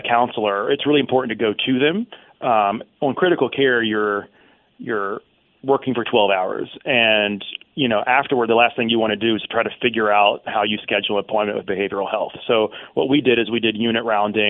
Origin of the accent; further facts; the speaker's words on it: Mississippi, United States; I'm from Mississippi